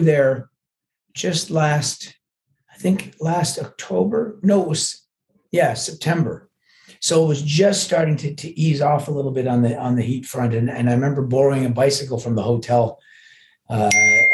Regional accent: Canada; I'm Canadian, right? They can figure out from my outrageous accent.

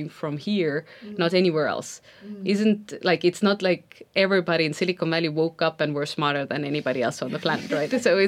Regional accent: Estonia; I come from Estonia, which is a tiny country.

